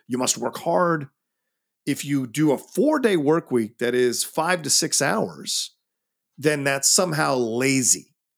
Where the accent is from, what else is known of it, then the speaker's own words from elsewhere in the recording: United States; I can only speak as an American 'cause that's the only culture I've grown up